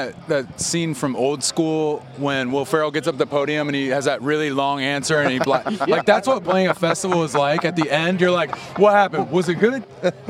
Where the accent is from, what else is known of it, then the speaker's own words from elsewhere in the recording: Iowa, United States; We're from Iowa, so we're right in the middle.